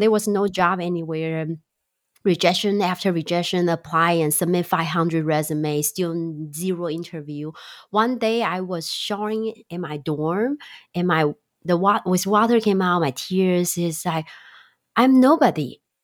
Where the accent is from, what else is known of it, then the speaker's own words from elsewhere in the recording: Taiwan; also born or lived in Chicago, United States; now in California, United States; I'm originally from Taiwan and live in Chicago for seven, eight years